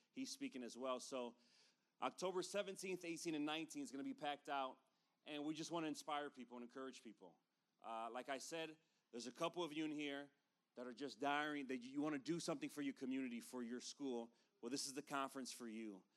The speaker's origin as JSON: {"language": "English", "town": "Chicago", "region": "Illinois", "country": "United States", "tie": "born or raised there", "moved": "yes", "lives_now": "East Valley, Phoenix area, United States", "said": "we come from Chicago, I was born and raised there."}